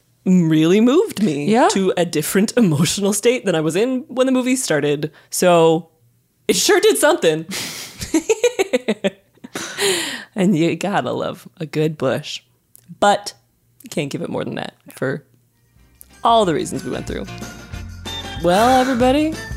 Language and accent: English; Colorado, United States; I've heard so many in museums growing up in Colorado.